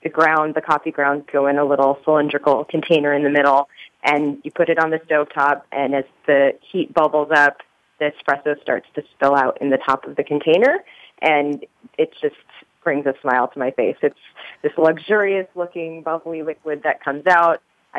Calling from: Dublin, California, United States; I'm calling from California, our East Bay office out here in Dublin.

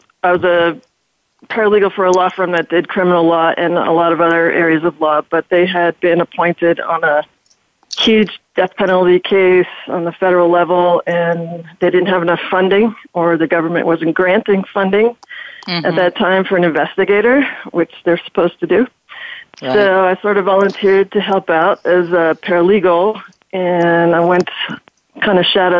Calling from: Reno, Nevada, United States; I'm calling from Reno, Nevada.

